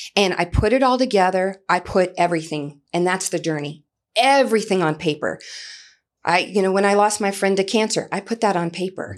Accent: New Iberia, Louisiana, United States; moved away as an adult; also born or lived in Lafayette, Louisiana; now in Goodyear, Arizona, United States; I'm originally from New Iberia, Louisiana, and I can remember being fifteen years old, cheering on the football field at New Iberia Senior High School

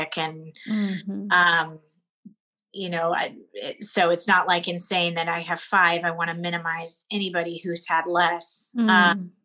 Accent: Seattle, Washington, United States; moved away as an adult; now in Connecticut, United States; I grew up in Seattle, so I was raised on the West Coast, very used to that culture.

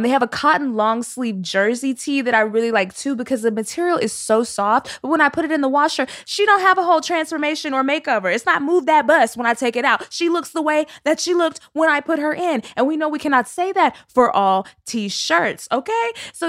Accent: Texas, United States; I'm from Texas, and I still wonder why people was naming their

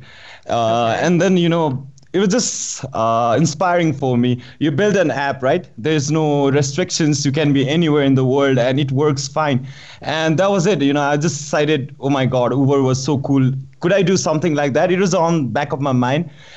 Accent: Nepal; moved away as an adult; also born or lived in United States; I was born and raised in Nepal, but I went to higher education in the United States.

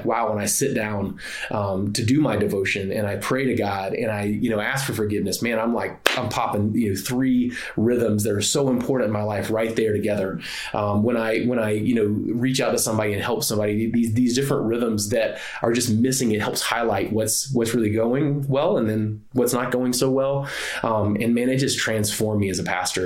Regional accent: the South, United States; I grew up in the South.

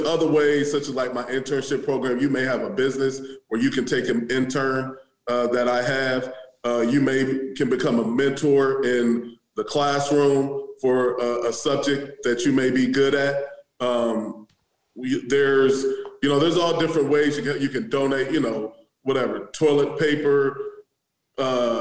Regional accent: Omaha, Nebraska, United States; also born or lived in Maryland / Wayne, Nebraska; I'm from Omaha, I didn't spend a whole lot of my time in West Omaha

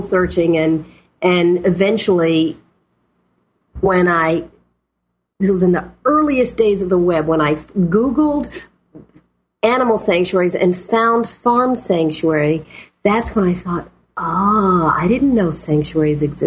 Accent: the South, United States; moved away as an adult; also born or lived in Boston; I was from the South

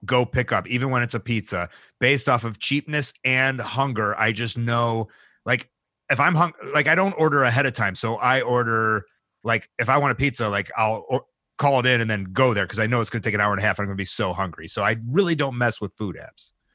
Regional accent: Chicago, Illinois, United States; as a Chicagoan

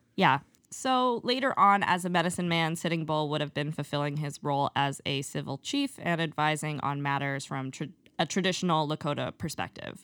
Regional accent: Eastern Canada, Canada; growing up in Eastern Canada

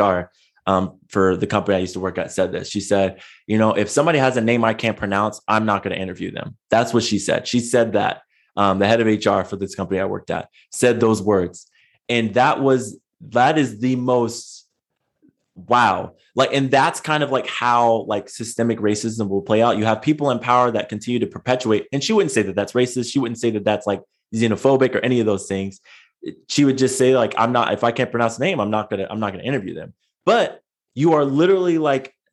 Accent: San Diego, California, United States; I grew up in San Diego

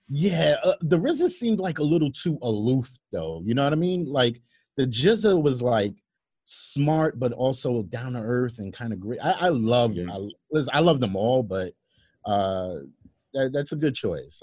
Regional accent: New York City, New York, United States; growing up in Brooklyn

